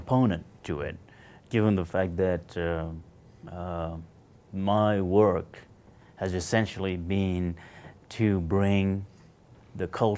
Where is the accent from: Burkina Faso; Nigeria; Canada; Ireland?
Burkina Faso; moved away; I'm from the little country situated in the middle of West Africa that they call Burkina Faso